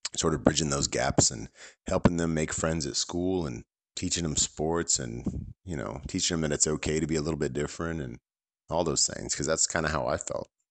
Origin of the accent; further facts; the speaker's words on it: San Francisco Bay Area, California, United States; I grew up in in the San Francisco Bay Area